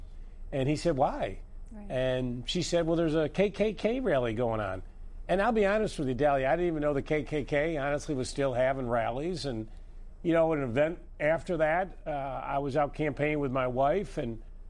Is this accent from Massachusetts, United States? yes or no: no; upstate New York, United States; moved away as an adult; now in Virginia, United States; I grew up in upstate New York.